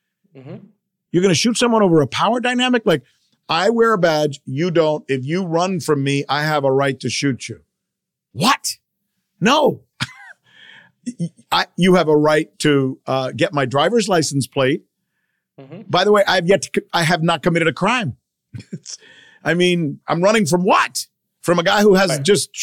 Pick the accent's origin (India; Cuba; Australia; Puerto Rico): Cuba; moved away; I'm from Cuba